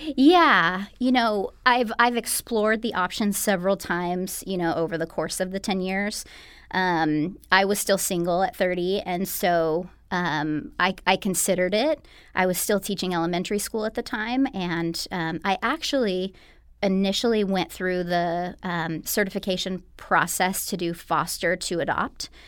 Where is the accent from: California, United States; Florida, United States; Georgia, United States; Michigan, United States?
California, United States; Bakersfield; now in Los Angeles, United States; I am, uh, originally from Bakersfield, so not too far away from L A, but I've been here for the past, uh, eleven